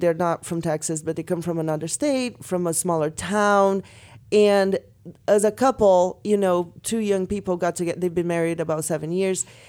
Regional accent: Brazil; moved away; Growing up in Brazil

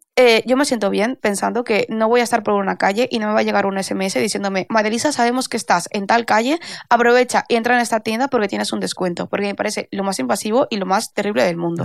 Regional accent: Valencia, Valencian Community, Spain; soy de Valencia

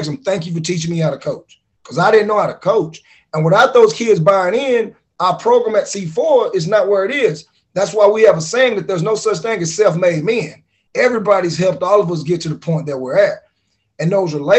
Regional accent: Pittsburg, Texas, United States; I'm from Pittsburgh, Texas

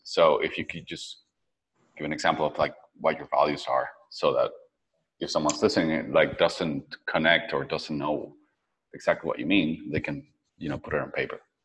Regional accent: Venezuela; also born or lived in San Francisco; now in Playa del Carmen, Mexico; I'm from Venezuela, so I'm used to tropical weather.

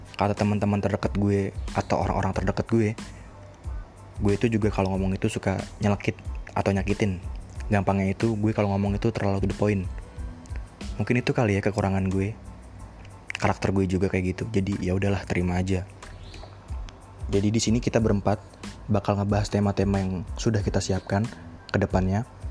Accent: Bekasi, West Java, Indonesia; moved away as an adult; asal gue dari Bekasi. Iya, gue gede di Bekasi

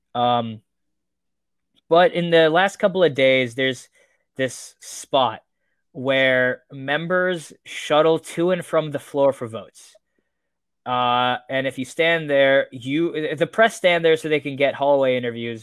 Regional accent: Las Vegas, Nevada, United States; my hometown, Las Vegas

